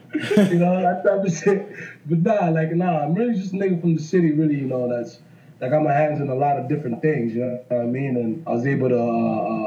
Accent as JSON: {"language": "English", "town": "Toronto", "region": "Ontario", "country": "Canada", "also_born_or_lived": "Texas", "moved": "yes", "lives_now": "Dallas, United States", "said": "I'm a nigga from the east side of Toronto, you know? I'm a Scarborough nigga."}